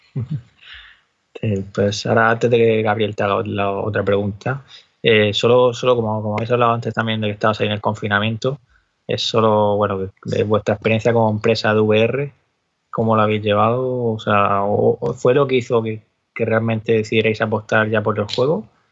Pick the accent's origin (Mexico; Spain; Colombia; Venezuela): Spain; Cartagena, Region of Murcia; De ahí soy yo, de Cartagena.